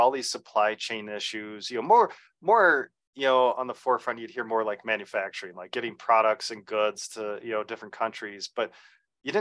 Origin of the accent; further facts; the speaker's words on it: Iowa, United States; I'm originally from Iowa, which is the Midwest of the United States